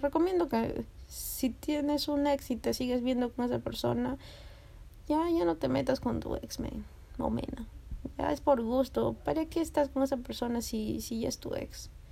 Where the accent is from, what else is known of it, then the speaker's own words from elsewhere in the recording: Lima, Peru; yo soy de Lince.